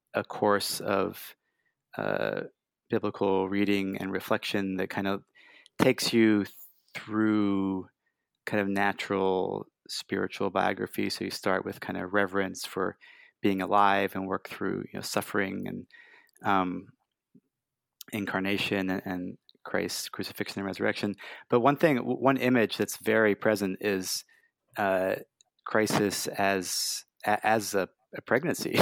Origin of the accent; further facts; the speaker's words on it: Brussels, Brussels-Capital Region, Belgium; now in United States; I grew up in Brussels